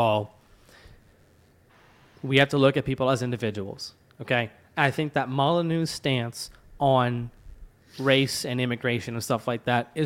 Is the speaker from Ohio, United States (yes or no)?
no; Louisiana, United States; now in Georgia, United States; I am from Louisiana live in Georgia